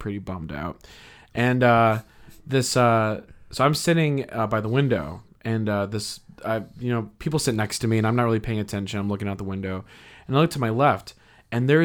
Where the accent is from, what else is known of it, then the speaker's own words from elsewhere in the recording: Chicago, Illinois, United States; I'm from Chicago